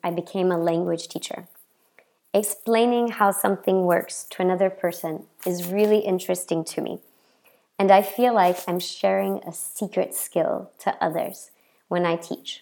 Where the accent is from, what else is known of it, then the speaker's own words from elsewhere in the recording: Memphis, Tennessee, United States; moved away as an adult; now in France; I'm an American born and raised in the south of the United States.